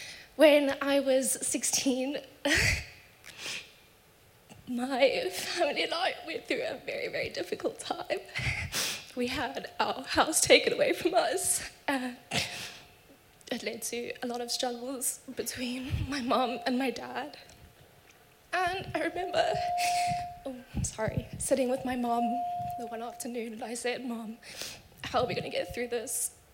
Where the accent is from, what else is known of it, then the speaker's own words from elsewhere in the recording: South Africa; I'm from South Africa